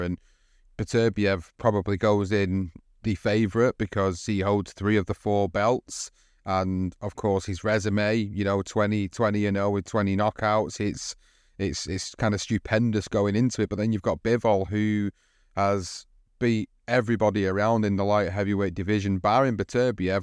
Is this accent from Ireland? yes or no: no; United Kingdom